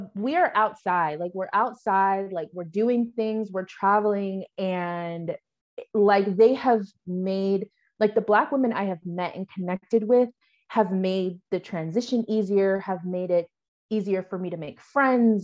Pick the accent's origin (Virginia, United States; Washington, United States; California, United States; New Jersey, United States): Washington, United States; moved away as an adult; also born or lived in Phoenix, Arizona; now in Sierra Leone; I'm from Washington